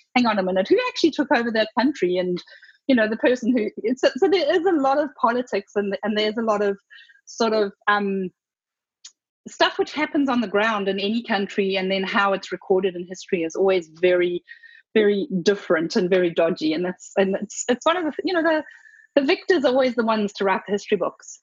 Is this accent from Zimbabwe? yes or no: yes; Zimbabwe; I was born in Zimbabwe and did extensive travel there